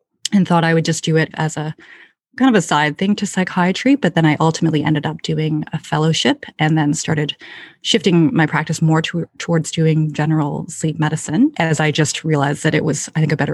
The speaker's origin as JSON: {"language": "English", "town": "Ottawa", "region": "Ontario", "country": "Canada", "tie": "born or raised there", "also_born_or_lived": "London, Ontario", "lives_now": "Toronto, Canada"}